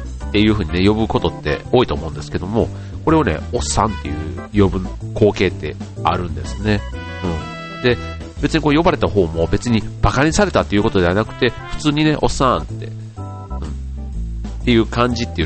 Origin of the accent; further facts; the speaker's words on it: Osaka, Japan; now in Chiba, Japan; 関西に、大阪に生まれた宿命としてね